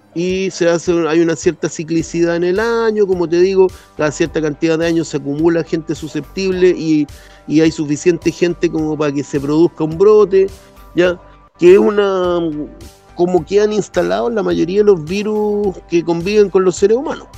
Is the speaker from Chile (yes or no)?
yes; Chile; somos buenos los chilenos